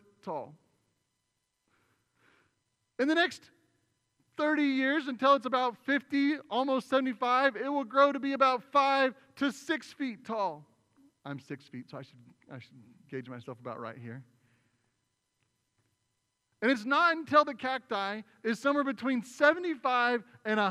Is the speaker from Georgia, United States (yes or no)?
no; Oklahoma, United States; now in Arizona, United States; I'm not native to Arizona, right? I come from Oklahoma.